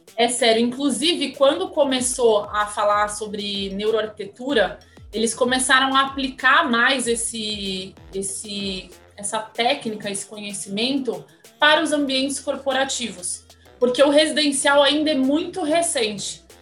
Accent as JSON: {"language": "Portuguese", "town": "Santos", "region": "São Paulo", "country": "Brazil", "tie": "born or raised there", "moved": "yes", "said": "Eu nasci em Santos, amo o litoral"}